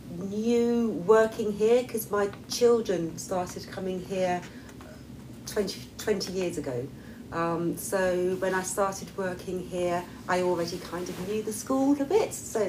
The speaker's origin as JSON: {"language": "English", "region": "London", "country": "United Kingdom", "tie": "born or raised there", "moved": "as an adult", "lives_now": "Switzerland", "said": "I come from England, from South London."}